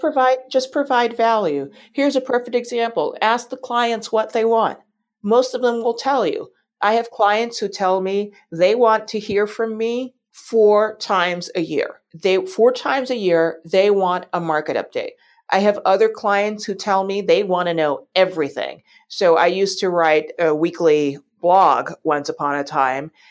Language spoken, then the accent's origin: English; New York City, New York, United States; I grew up in New York City